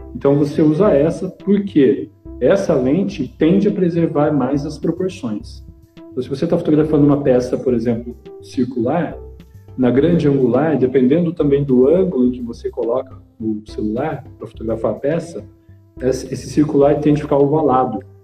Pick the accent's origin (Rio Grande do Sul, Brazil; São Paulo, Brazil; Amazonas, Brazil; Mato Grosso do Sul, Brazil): São Paulo, Brazil; now in Limeira, Brazil; sou de São Paulo, mas eu estou aqui em Limeira, na sede da JMN, já faz tantos anos que eu já me considero limeirense